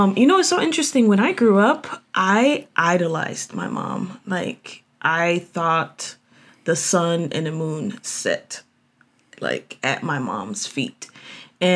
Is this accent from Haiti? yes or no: yes; Haiti; now in United States; I grew up in Haiti